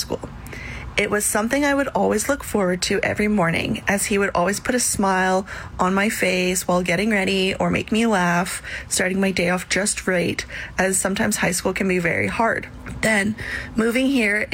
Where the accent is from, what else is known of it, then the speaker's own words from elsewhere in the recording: Saskatoon, Saskatchewan, Canada; moved away as an adult; I grew up in Saskatoon